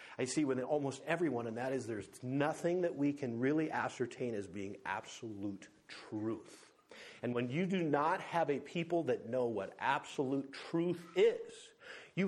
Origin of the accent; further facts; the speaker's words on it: North Dakota, United States; also born or lived in Livingston, Montana; now in Montana, United States; I grew up in North Dakota